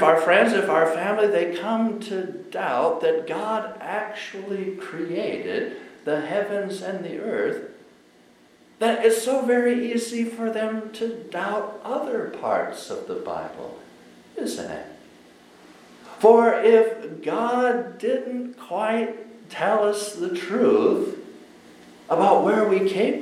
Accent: Colorado, United States; I was growing up in Colorado

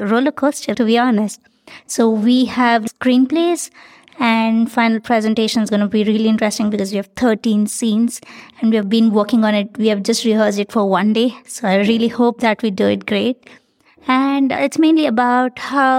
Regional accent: India; from India

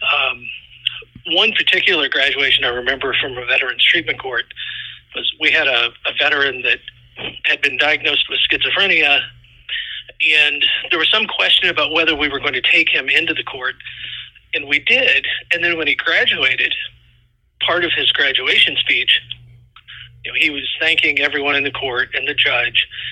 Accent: Indiana, United States; also born or lived in Florida; now in Iowa, United States; I was originally from Indiana, and my family got transferred to Florida

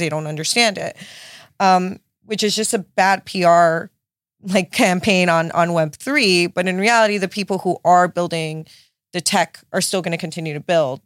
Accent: Miami, Florida, United States; my parents like immigrated from Nicaragua to to Miami, so I was born and raised in South Beach

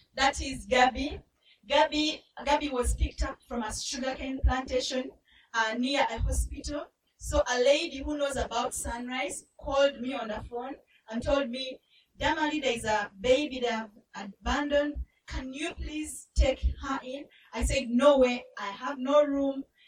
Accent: Uganda; I grew up in Uganda. Uganda is in East Africa

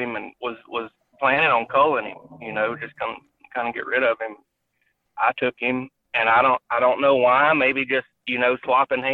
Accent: South Arkansas, United States; We grew up in South Arkansas, right on the Louisiana line

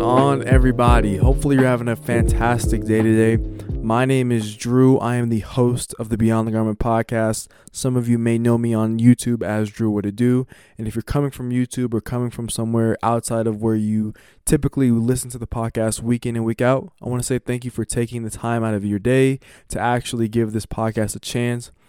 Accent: United States; as an American

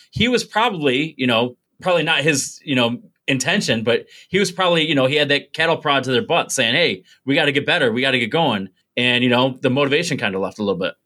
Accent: Binghamton, New York, United States; born or raised there; also born or lived in Mansfield, Pennsylvania

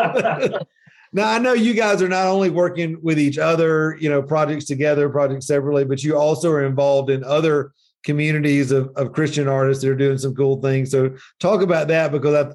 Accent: the South, United States; I'm from the South

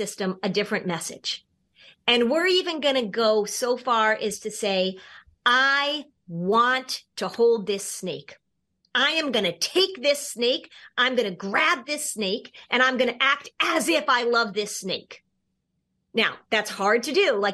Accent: Hartford, Connecticut, United States; moved away; Hartford, which, by the way, is my hometown, actually. I grew up watching WFSB

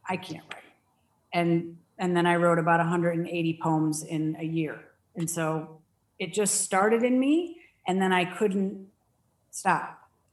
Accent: Danbury, Connecticut, United States; moved away as an adult; also born or lived in Dover, Delaware; now in Arizona, United States; I grew up in Danbury, Connecticut, only about 45 minutes outside of Manhattan

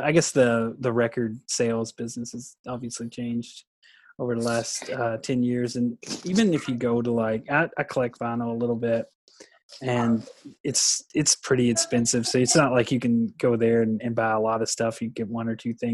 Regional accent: Bardstown, Kentucky, United States; my hometown, Bardstown

